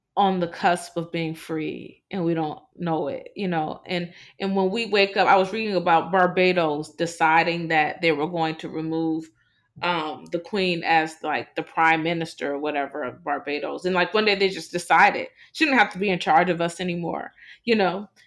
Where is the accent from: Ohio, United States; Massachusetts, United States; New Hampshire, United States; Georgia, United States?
Ohio, United States; Cleveland; moved away as an adult; now in New Orleans, United States; I'm from Cleveland. Most people do not believe I'm from Cleveland, Ohio